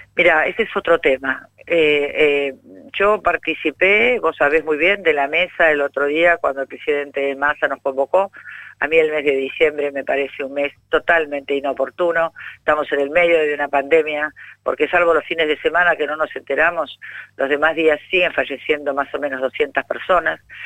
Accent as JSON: {"language": "Spanish", "region": "Buenos Aires", "country": "Argentina", "said": "como porteña, te lo digo"}